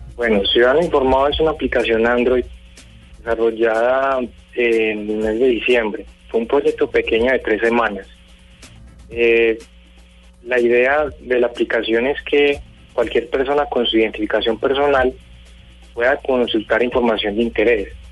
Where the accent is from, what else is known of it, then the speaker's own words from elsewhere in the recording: Colombia; yo como ciudadano colombiano